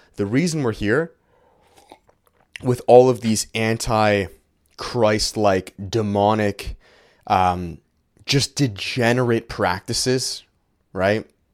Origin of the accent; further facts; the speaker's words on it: Canada; it's not the country that I was born into.